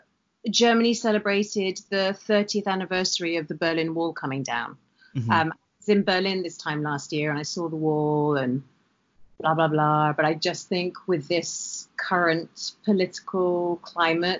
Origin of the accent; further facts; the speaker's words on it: United Kingdom; now in Los Angeles, United States; I'm still a British citizen